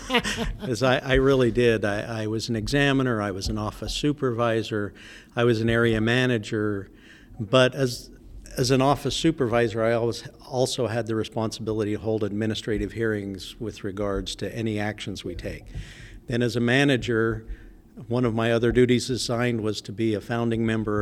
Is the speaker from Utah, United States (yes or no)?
yes; Utah, United States; also born or lived in Texas; I was actually born in Texas, but I was raised in Utah. I was from a military family, so yeah.